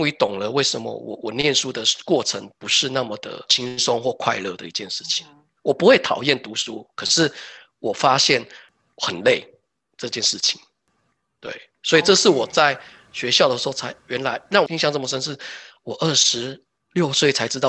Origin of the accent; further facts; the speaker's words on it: Taoyuan, Taiwan; moved away as an adult; now in Denmark; 光我们桃园、台北就感觉很大了